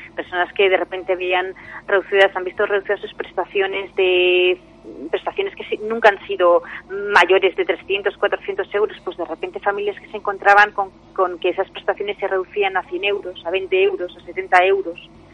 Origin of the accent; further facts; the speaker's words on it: Castellón de la Plana, Valencian Community, Spain; yo soy de Castellón